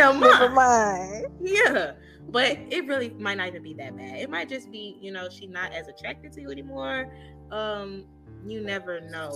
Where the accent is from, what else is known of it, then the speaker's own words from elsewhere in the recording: St. Louis, Missouri, United States; you know I'm from St. Louis, Missouri. You know they call it the Mo